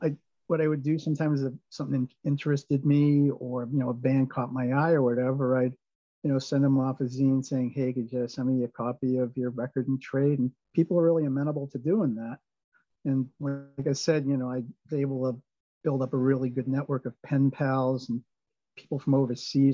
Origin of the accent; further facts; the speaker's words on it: Swampscott, Massachusetts, United States; also born or lived in Lynn / Boston; now in Peabody, United States; I grew up in Swampscott, and I after I graduated from college, I lived in Lynn for 14 years and then Peabody since '97